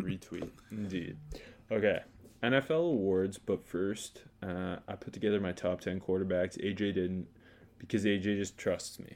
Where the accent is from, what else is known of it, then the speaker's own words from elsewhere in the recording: Indiana, United States; Born and raised in Indiana.